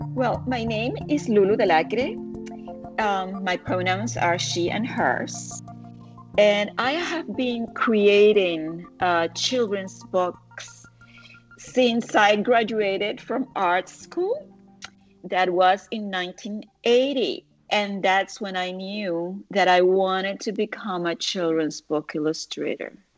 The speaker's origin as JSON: {"language": "English", "country": "Puerto Rico", "tie": "born or raised there", "moved": "as an adult", "lives_now": "United States", "said": "I was born and raised in Puerto Rico, parents from Argentina, grandmother from Uruguay, married to the son of a Cuban, tons of friends from all over Latin America, and living in the US for the past 40 years"}